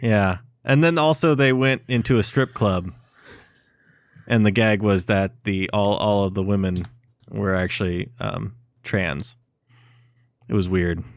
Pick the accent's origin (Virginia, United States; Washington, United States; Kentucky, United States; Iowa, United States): Iowa, United States; Waverly; my hometown of Waverly, Iowa